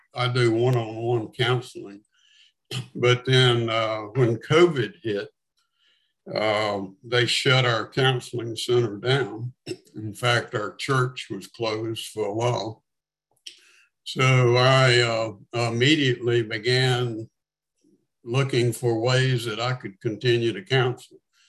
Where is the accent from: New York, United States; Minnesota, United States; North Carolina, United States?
North Carolina, United States; also born or lived in Atlanta, Georgia; now in Birmingham, United States; born and raised in North Carolina. Wound up in Atlanta, Georgia for about 23 years. Actually, now living in Birmingham